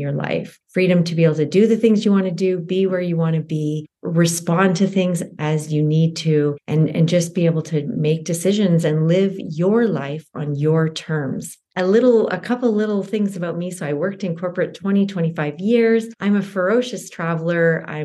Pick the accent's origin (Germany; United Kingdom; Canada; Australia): Canada; I am a Canadian uh, CPA